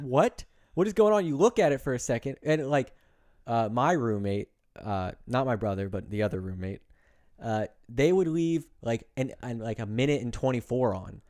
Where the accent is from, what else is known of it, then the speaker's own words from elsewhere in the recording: New Jersey, United States; I'm from Jersey.